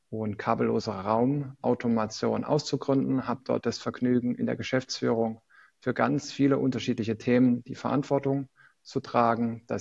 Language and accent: German; Rhineland-Palatinate, Germany; ich komme gebürtig aus Rheinland-Pfalz